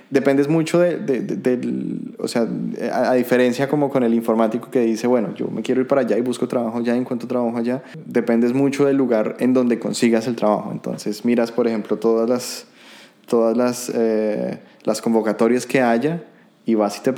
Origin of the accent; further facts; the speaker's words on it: Colombia; now in Germany; hay somos bastantes colombianos, entonces no es una sorpresa